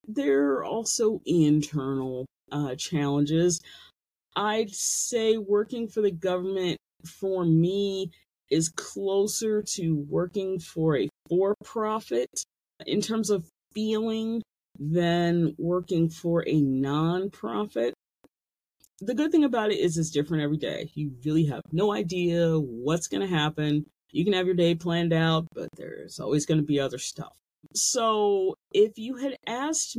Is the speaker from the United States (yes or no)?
yes; United States